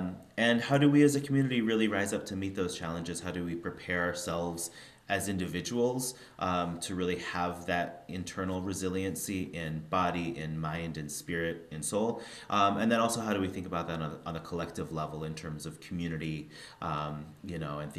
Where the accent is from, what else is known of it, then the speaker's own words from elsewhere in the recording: Spokane, Washington, United States; I grew up in Spokane, Washington. So small city, very small Jewish community.